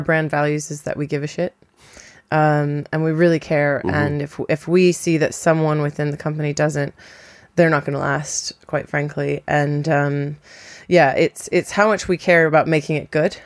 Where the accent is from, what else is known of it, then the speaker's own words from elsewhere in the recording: Florida, United States; moved away as an adult; now in London, United Kingdom; I am American. I'm from Florida